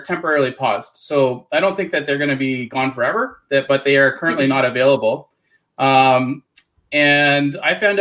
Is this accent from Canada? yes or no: yes; Canada; accent: Canadian; So I'm in Canada. You'll probably notice I have a weird Canadian accent.